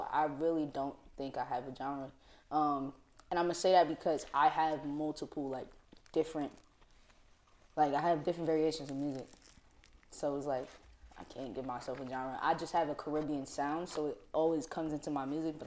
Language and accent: English; East Orange, New Jersey, United States; I'm from East Orange, New Jersey